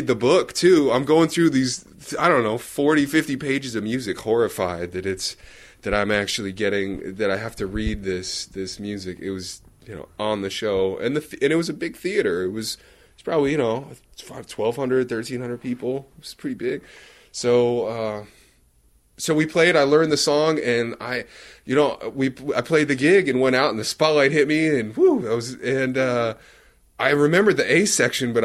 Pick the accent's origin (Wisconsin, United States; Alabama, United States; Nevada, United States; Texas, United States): Nevada, United States; Reno; When I grew up in Reno